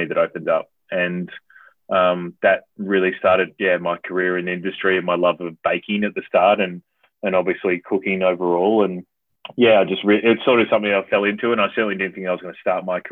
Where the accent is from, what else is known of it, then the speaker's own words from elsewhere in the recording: South Australia, Australia; moved away as an adult; also born or lived in Adelaide / Perth / Brisbane / Vancouver; now in Melbourne, Australia; I'm originally from South Australia. So I haven't lived in SA for around 10 or 11 years at least now